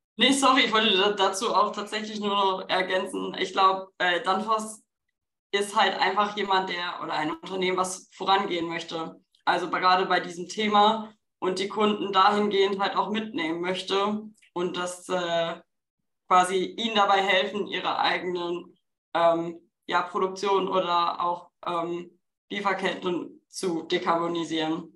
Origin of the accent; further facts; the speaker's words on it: Bochum, North Rhine-Westphalia, Germany; ich komme aus Bochum